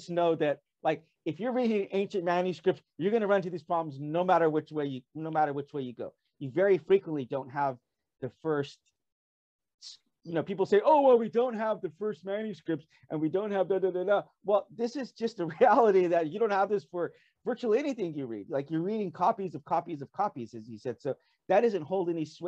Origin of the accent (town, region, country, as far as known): United States; moved away as an adult; now in South Korea